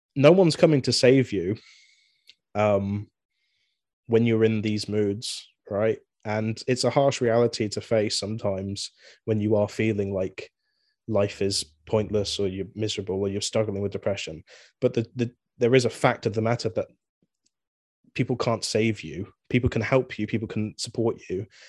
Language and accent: English; Swindon, South West England, United Kingdom; I'm from Swindon, England